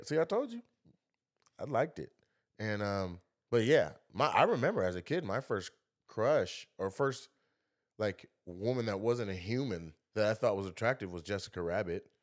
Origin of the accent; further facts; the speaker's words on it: Lacey, Washington, United States; I'm from Lacey, Washington, and I've seen where you know, ninety percent of the school is white kids